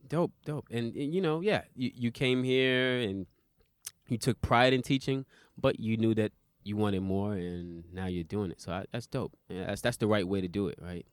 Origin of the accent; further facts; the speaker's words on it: New York City, New York, United States; now in Japan; I'm from Brooklyn